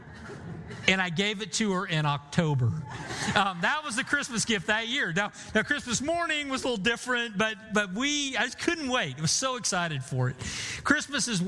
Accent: Bartlesville, Oklahoma, United States; moved away; Bartlesville, my hometown, where my dad is

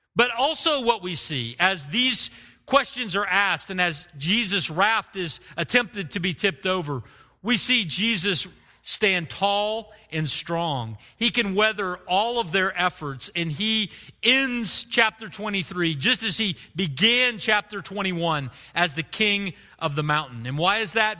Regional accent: Oklahoma, United States; I grew up in Oklahoma

